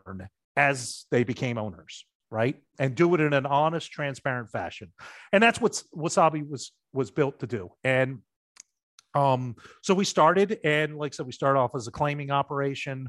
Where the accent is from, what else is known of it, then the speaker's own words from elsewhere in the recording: Baltimore, Maryland, United States; I grew up in Baltimore.